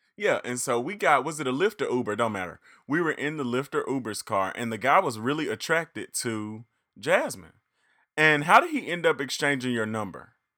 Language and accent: English; Reed, Arkansas, United States; I am from the big city of Reed, however, is very small